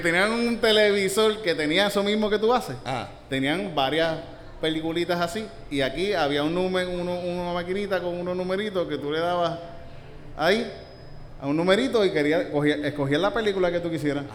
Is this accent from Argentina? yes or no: no; Yauco, Puerto Rico; cuando era niño en la Shell. En la, en Yauco